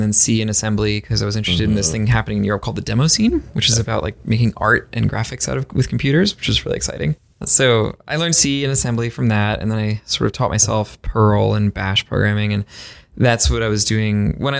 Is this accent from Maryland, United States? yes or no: yes; Maryland, United States; I was growing up in Maryland. The summers are really hot.